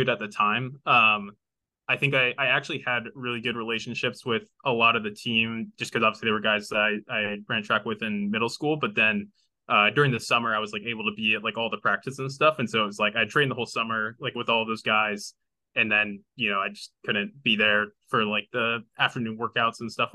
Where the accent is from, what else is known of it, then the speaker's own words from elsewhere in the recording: Terre Haute, Indiana, United States; growing up in Indiana played basketball at some point.